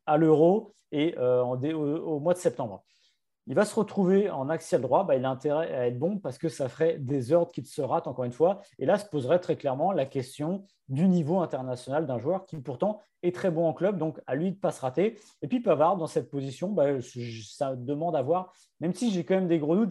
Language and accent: French; France; parce qu'on est français